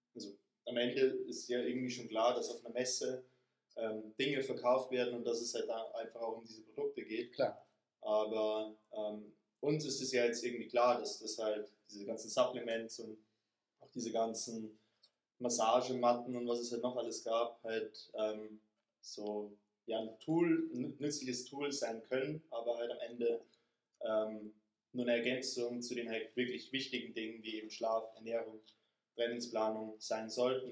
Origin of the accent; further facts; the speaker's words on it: Straubing, Bavaria, Germany; ich komme aus Straubing, aus Niederbayern